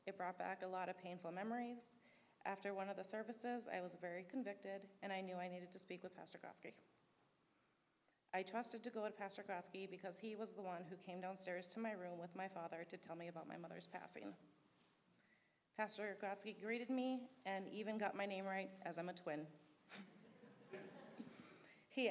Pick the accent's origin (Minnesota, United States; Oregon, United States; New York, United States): Minnesota, United States; also born or lived in San Diego, California / Lakeside, California; We moved here to Minnesota in March of 1995. I was nine.